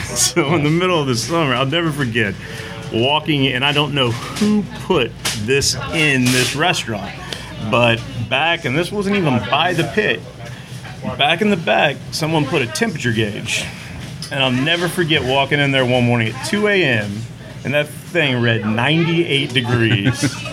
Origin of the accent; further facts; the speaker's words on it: Katy, Texas, United States; I grew up in Katy, Texas. Born and bred.